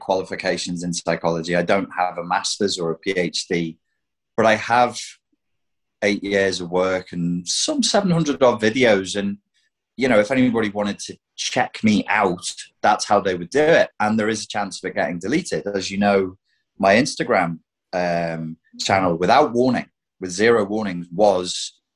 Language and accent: English; United Kingdom; As a Brit who's left the EU